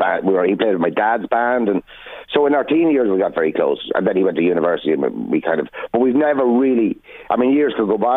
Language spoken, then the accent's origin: English; Navan, County Meath, Ireland; We were born, I was born literally in St Mary's Park